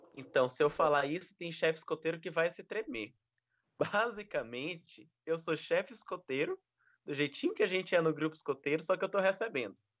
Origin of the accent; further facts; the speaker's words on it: Maranhão, Brazil; also born or lived in Foz do Iguaçu; now in Gilwell Park, United Kingdom; eu sou do Maranhão